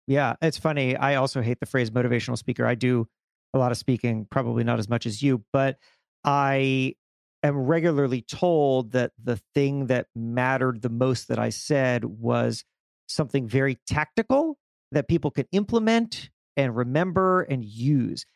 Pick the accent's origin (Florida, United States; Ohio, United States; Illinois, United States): Florida, United States; South; I grew up in South Florida